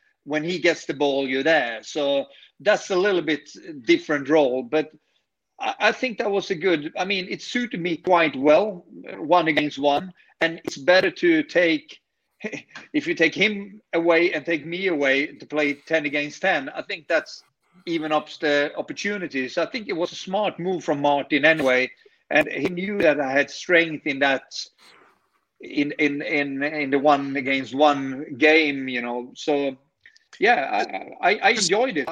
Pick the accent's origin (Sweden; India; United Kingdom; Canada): Sweden; English is a second language; in Sweden, you need an education. So I took technical engineering degree in my home country.